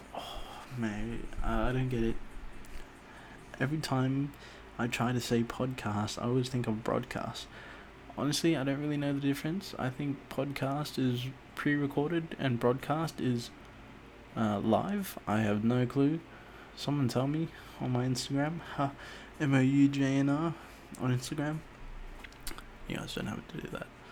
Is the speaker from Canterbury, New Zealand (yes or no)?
no; Auckland, New Zealand; I was born in Auckland, New Zealand